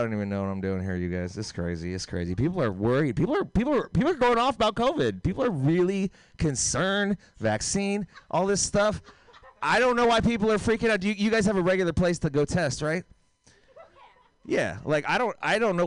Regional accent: Oakland, California, United States; I'm from Oakland

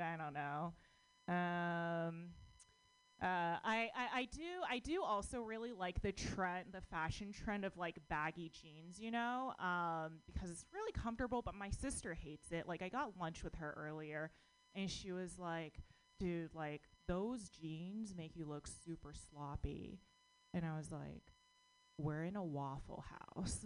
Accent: United States; born or raised there

